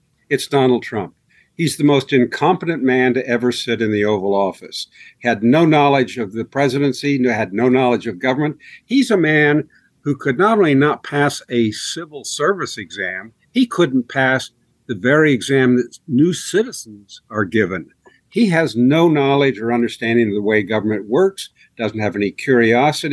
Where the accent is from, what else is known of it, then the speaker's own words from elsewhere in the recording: Marion, Ohio, United States; moved away; I grew up in Harding's hometown